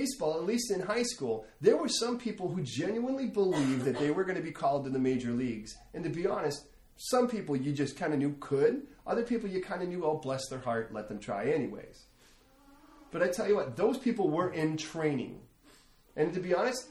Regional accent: United States; I'm an American

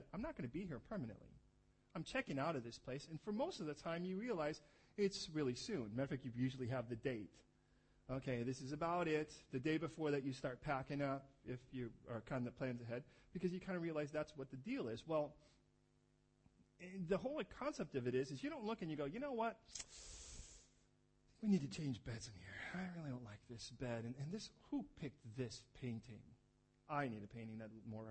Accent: California, United States; moved away; I'm from California

